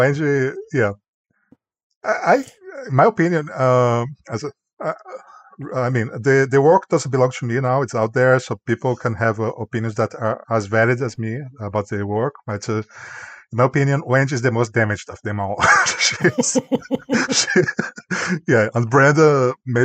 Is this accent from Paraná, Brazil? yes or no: no; Goiânia, Goiás, Brazil; English is a second language; moved away as an adult; also born or lived in Canada; now in United States; I also was a volunteer in the bus terminal in Goiânia, my hometown, Brazil